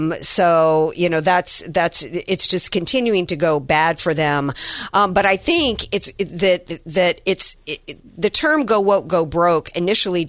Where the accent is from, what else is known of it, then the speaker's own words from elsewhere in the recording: Louisiana, United States; I'm from Louisiana